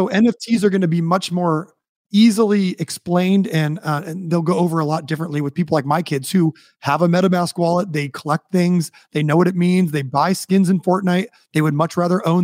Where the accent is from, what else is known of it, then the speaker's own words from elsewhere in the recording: United States; especially being American